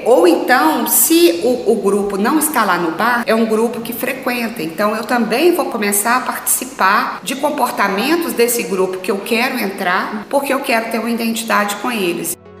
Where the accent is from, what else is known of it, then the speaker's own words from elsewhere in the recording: Manhumirim, Minas Gerais, Brazil; moved away as an adult; now in Belo Horizonte, Brazil; Eu vim para Belo Horizonte há, há 20 anos, né? Eu sou natural de Manhumirim